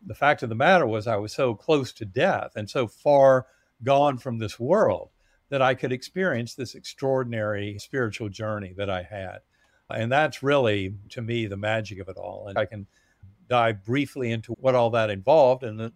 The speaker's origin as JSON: {"language": "English", "region": "North Carolina", "country": "United States", "tie": "born or raised there", "also_born_or_lived": "Massachusetts", "moved": "yes", "said": "growing up in North Carolina"}